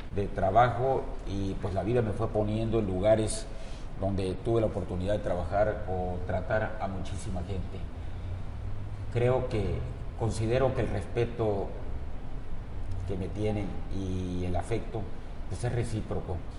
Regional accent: Villahermosa, Tabasco, Mexico; Nosotros nacimos en la calle Juárez, en el centro de Villahermosa, donde tuve mi laboratorio por añísimos

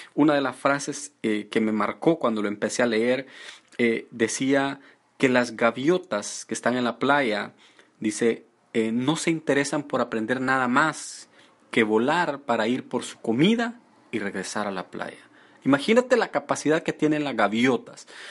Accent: El Salvador; moved away; yo estaba en mi país y fui elegido para trabajar, yo trabajaba con el gobierno y fui elegido para estar en una de las mejores áreas

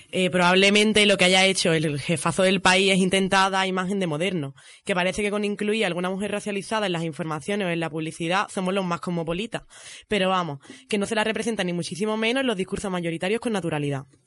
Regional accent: Arcos de la Frontera, Andalusia, Spain; accent: ceceo; moved away as an adult; now in Madrid, Spain; gaditana como la mala, de Arcos de la Frontera

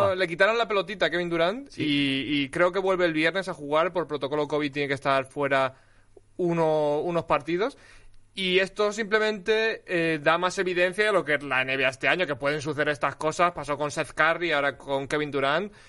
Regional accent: Alicante, Valencian Community, Spain; yo soy de Alicante

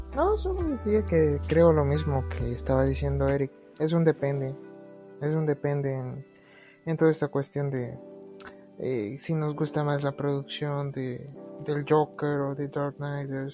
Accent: El Salvador; nosotros somos del El Salvador

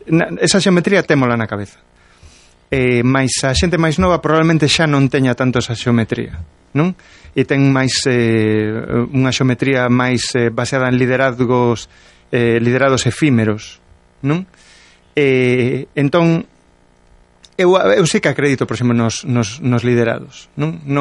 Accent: Galicia, Spain; Eu escollo os dous, son galego.

